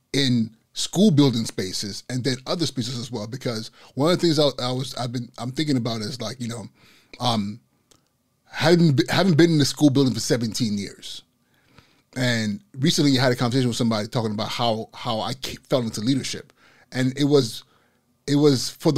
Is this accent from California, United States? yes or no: yes; Inglewood, California, United States; I grew up in Los Angeles, you know, South Central LA, Inglewood